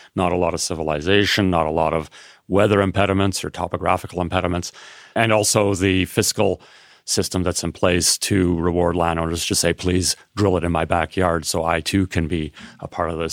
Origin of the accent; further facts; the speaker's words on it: Canada; as a Canadian